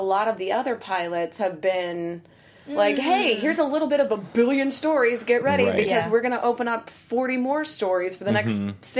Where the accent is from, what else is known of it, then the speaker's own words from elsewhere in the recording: Alabama, United States; I'm from the South too. So, Alabama